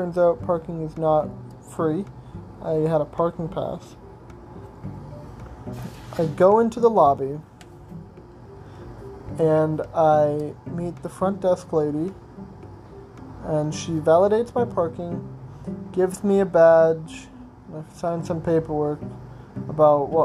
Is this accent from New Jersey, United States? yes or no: no; Arizona, United States; I'm from Arizona